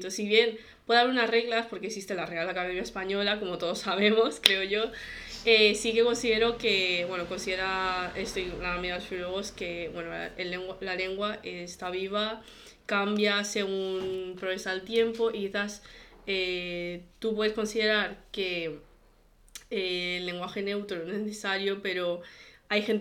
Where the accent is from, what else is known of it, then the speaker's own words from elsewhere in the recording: China; Eh, yo obviamente soy china, eh, mi familia es bastante conservadora